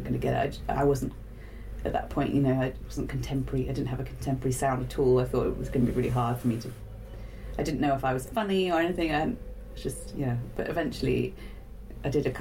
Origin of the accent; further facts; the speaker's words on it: Winchester, South East England, United Kingdom; where I grew up in Winchester